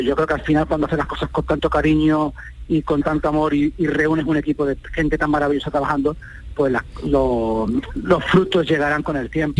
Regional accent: Andalusia, Spain; los compositores somos andaluces

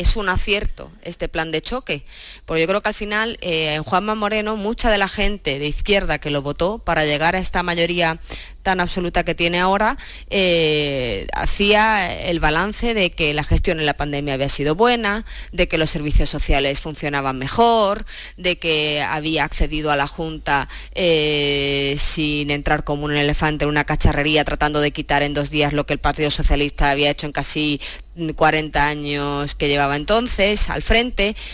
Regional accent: Cádiz, Andalusia, Spain; now in Madrid, Spain; siendo gaditana

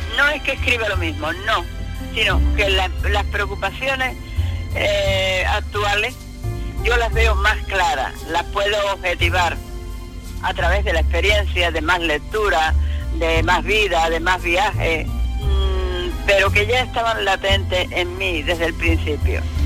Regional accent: Andalusia, Spain; also born or lived in United States / Ireland; now in Ferrol, Spain; me considero andaluza, aunque sea andaluza de todas partes, claro

